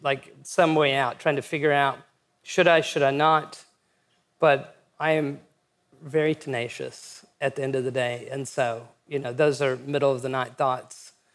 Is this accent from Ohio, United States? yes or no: no; West Texas, United States; also born or lived in New York; when I was growing up in West Texas